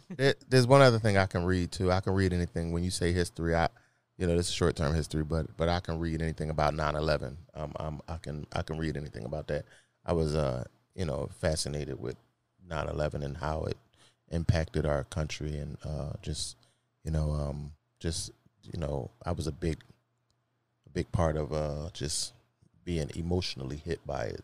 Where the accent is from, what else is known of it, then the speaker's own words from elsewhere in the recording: Philadelphia, Pennsylvania, United States; I'm from Philly.